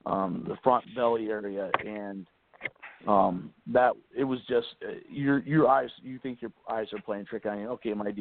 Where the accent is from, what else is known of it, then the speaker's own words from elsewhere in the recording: Pennsylvania, United States; I'm from Pennsylvania